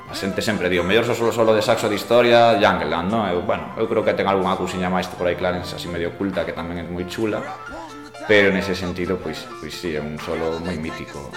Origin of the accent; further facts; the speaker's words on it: Pontevedra, Galicia, Spain; also born or lived in Lugo / Palas de Rei; a Pontevedra cheguei con nove meses, entón casi casi ah. casi casi si, sí, eu son de Palas de Rei, uh -huh. aí da aí en Lugo. Non nacín en Palas, nacín en Lugo